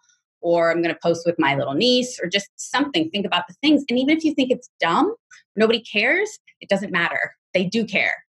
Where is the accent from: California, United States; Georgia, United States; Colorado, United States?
California, United States; Los Angeles; I'm from the Valley. So I have a lot of business in Sherman Oaks